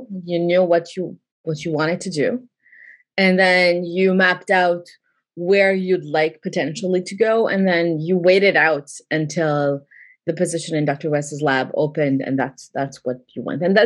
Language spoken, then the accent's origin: English; Canada; moved away as an adult; also born or lived in New York; now in United States; I'm Canadian.